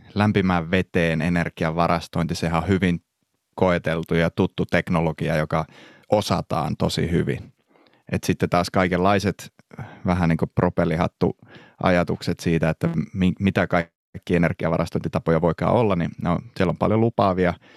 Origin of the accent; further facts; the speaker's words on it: Pyhäjärvi, North Ostrobothnia, Finland; moved away; mä alun perin kotoisin sieltä Pyhäjärveltä